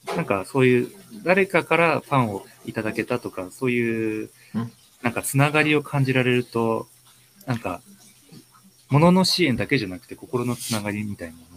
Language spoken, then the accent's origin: Japanese; Ishikawa, Japan; now in Sapporo, Japan; 石川県生まれで、今、札幌在住です。